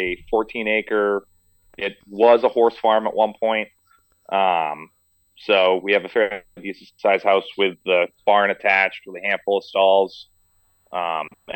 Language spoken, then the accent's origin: English; Meredith, New Hampshire, United States; also born or lived in Rhode Island; I was raised in Meredith, New Hampshire